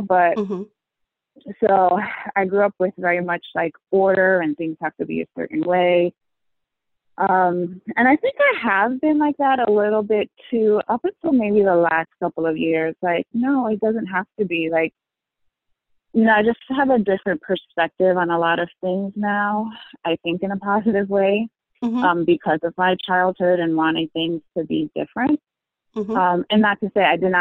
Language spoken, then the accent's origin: English; northern New Jersey, United States; moved away as an adult; now in Connecticut, United States; I grew up in New Jersey, in northern New Jersey. I live in Connecticut now, about an hour away